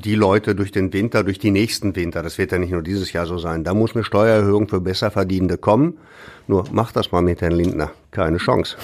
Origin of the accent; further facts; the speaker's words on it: Ruhr area, North Rhine-Westphalia, Germany; hier bei uns im Ruhrgebiet